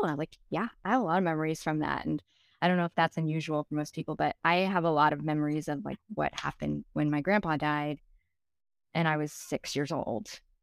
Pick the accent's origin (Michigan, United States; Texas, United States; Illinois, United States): Texas, United States; Dallas; moved away as an adult; also born or lived in Saint Louis; I moved from Dallas to Saint Louis. I grew up in Dallas